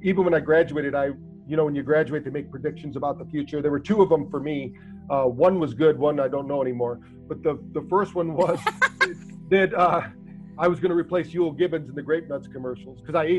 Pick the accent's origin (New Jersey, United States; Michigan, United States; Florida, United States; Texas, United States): Michigan, United States; Battle Creek; we grew up in Battle Creek, Michigan